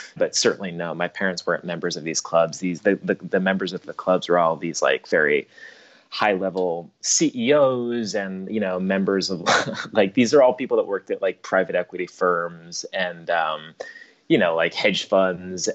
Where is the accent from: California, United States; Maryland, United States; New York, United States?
New York, United States; Long Island; I grew up on Long Island